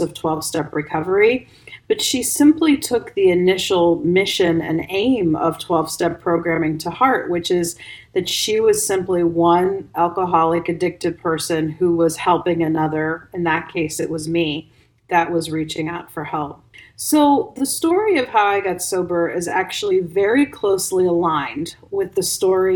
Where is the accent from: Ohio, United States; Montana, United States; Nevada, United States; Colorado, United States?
Ohio, United States; moved away as an adult; also born or lived in Bosnia and Herzegovina; I'm from Ohio